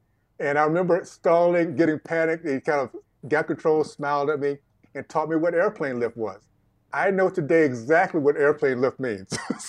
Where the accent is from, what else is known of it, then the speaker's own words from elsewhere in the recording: Deep South, United States; So that being context, again, I grew up in the Deep South, days of segregation. 12 years old, I remember marching.